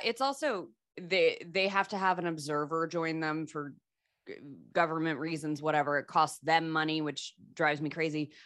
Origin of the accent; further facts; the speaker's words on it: Michigan, United States; we're from Michigan